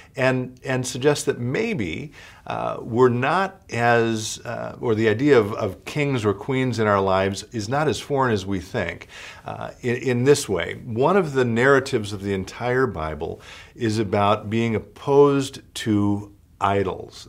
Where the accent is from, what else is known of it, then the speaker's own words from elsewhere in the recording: United States; in our marrow of our bones as American